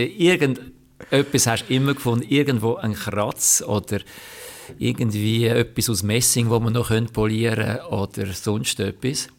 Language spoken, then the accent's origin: German; Switzerland; ich als Schweizer